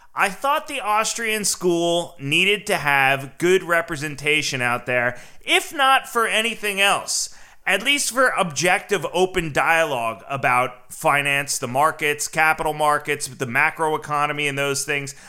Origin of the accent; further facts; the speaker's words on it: New Jersey, United States; I'm from New Jersey